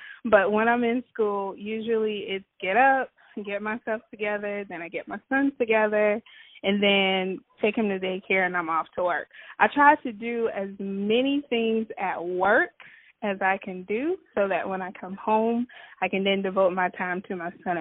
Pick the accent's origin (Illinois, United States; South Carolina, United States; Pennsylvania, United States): South Carolina, United States; Georgetown; now in Rock Hill, United States; I'm from Georgetown, South Carolina, but we currently reside in Rock Hill, South Carolina